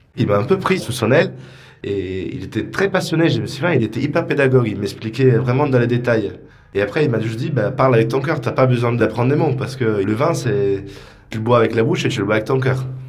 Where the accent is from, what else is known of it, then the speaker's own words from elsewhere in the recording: Isola della Scala, Veneto, Italy; now in Paris, France; je viens d'une région euh, qui est la Vénitie, donc c'est la région de Venise, dans un petit village qui s'appelle Isola della Scala